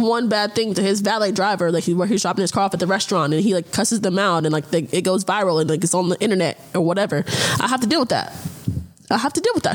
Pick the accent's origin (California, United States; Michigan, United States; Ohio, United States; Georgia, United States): Georgia, United States; Atlanta; moved away as an adult; also born or lived in Gwinnett County, Georgia / Cobb County, Georgia; now in Los Angeles, United States; I am born and raised in Atlanta